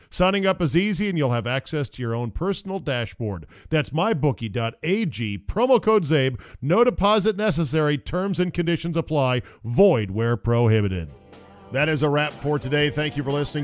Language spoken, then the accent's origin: English; Alexandria, Virginia, United States; Alexandria, Virginia